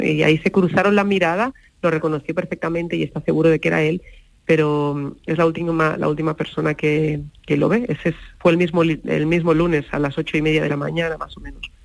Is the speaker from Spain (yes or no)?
yes; Catalonia, Spain; moved away; Nosotros somos catalanes